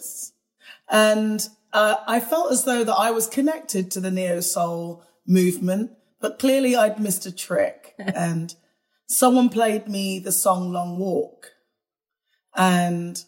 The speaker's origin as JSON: {"language": "English", "country": "United Kingdom", "tie": "born or raised there", "said": "in the UK, where, as you could tell by my accent, I was born"}